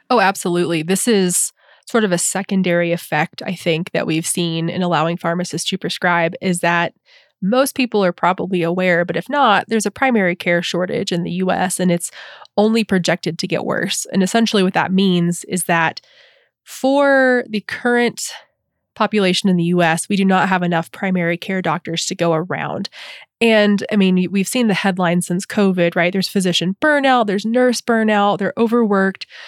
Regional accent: the South, United States; as a adolescent and teen and young adult growing up in the South

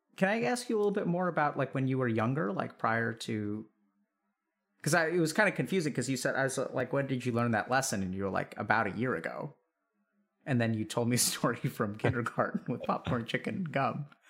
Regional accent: India; I'm Indian

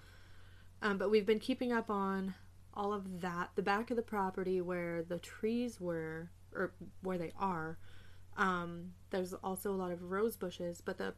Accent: Southern California, United States; moved away; growing up in Southern California

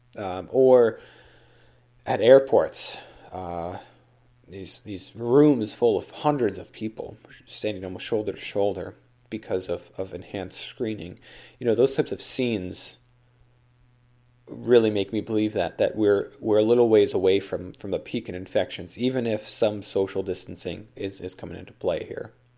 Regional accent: Duluth, Minnesota, United States; my hometown here, Duluth

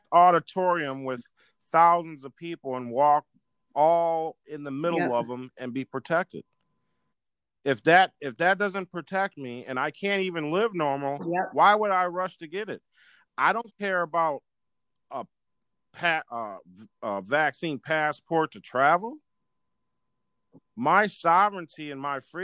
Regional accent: United States; I'm an American

